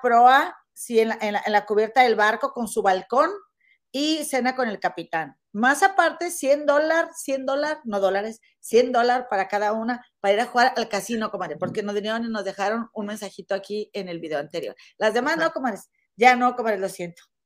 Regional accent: Monterrey, Nuevo León, Mexico; now in Chicago area, United States; somos, somos este, regias

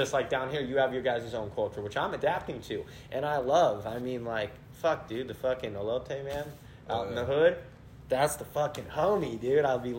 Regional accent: Mendocino and Humboldt, California, United States; Yeah, I'm from the Bay. I'm from Mendocino and Humboldt. I'm from the 707.

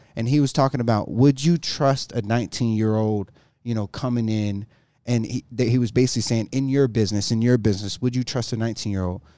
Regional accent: Jacksonville, North Carolina, United States; moved away as an adult; also born or lived in Greenville, North Carolina; now in Colorado, United States; that's where I was raised, Jacksonville

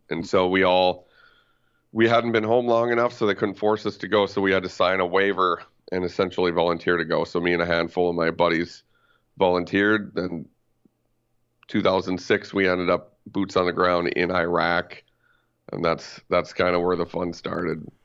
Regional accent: White Bear Lake, Minnesota, United States; I grew up in White Bear Lake, uh, Urbanus Heights, technically

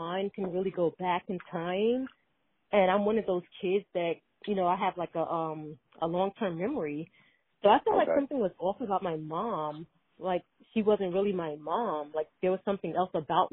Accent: New York City, New York, United States; I grew up in Brooklyn, in the PJs, projects

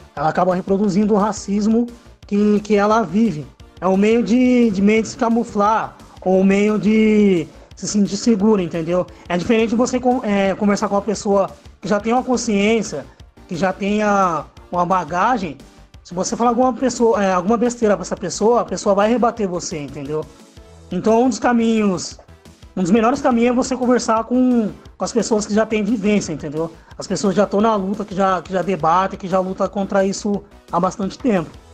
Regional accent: Piracicaba, São Paulo, Brazil; also born or lived in Capivari; sou de Piracicaba, nasci em Capivari, mas já, já moro em Piracicaba já faz um tempo

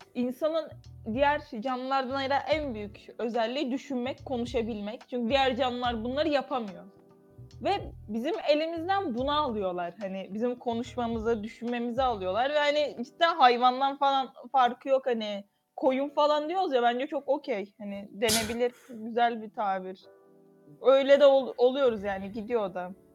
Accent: İzmir, Turkey; Ben İzmirliyim

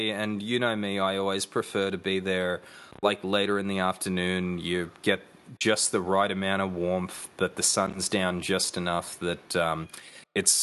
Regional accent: Central Coast, New South Wales, Australia; now in Gold Coast, Australia; Six String, that's essentially my hometown brewery

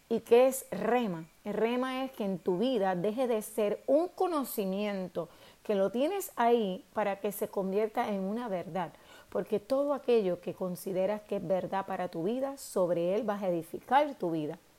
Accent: Puerto Rico; nosotros los puertorriqueños

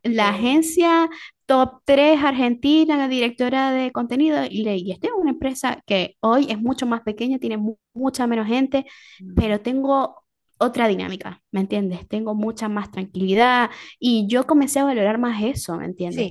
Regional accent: Venezuela; moved away

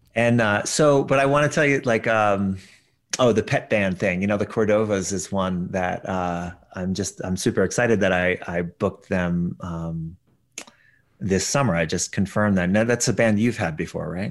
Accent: Paonia, Colorado, United States; my hometown series, which is Peonia

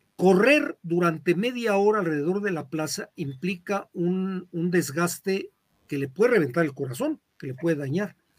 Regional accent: Zitácuaro, Michoacán, Mexico; de donde yo soy, en Citácuaro

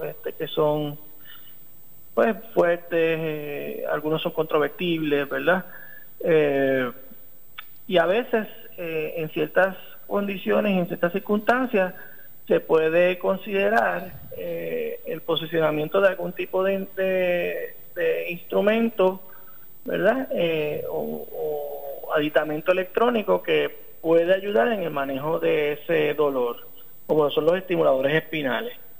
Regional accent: Arecibo, Puerto Rico; also born or lived in Caguas; yo me crié en Arecibo. Ok. Eh, mi, nací en Caguas, pero mi papá, mis papás se movieron por, toda la isla y eventualmente pues, me crié la mayor parte del tiempo en Arecibo.

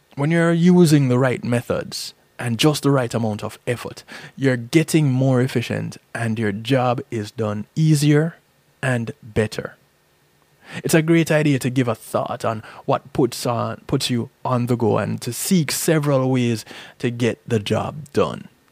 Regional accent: Jamaica; There's a saying that I grew up hearing in Jamaica

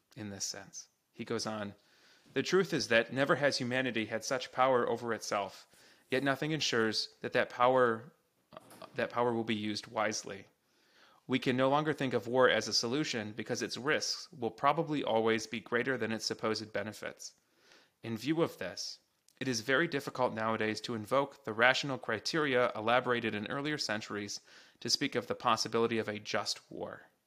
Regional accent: United States; as an American

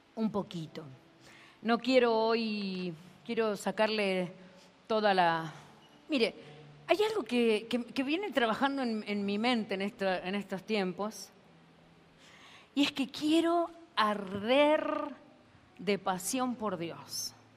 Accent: Argentina; soy argentina

